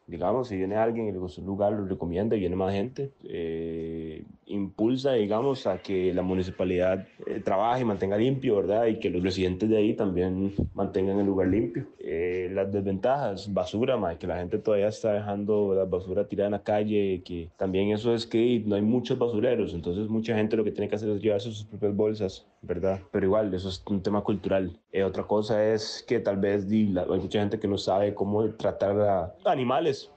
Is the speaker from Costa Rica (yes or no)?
yes; Limón, Costa Rica; Yo soy de Limón, Centro, Barrio Roosevelt o Jamaica Town